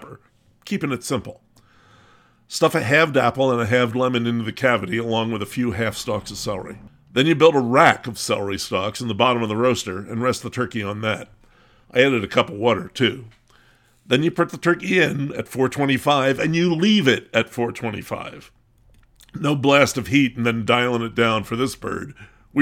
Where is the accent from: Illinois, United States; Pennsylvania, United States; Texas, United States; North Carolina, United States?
Pennsylvania, United States; Lancaster County; I grew up near Espenshade's turkey farm in Lancaster County